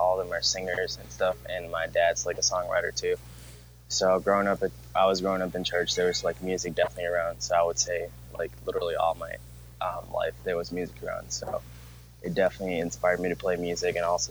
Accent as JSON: {"language": "English", "country": "India", "also_born_or_lived": "Minnesota", "said": "I'm from India"}